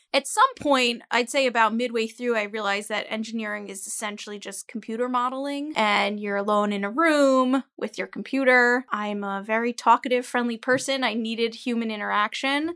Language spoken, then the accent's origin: English; Teaneck, New Jersey, United States; also born or lived in New York City; I come from Teaneck, New Jersey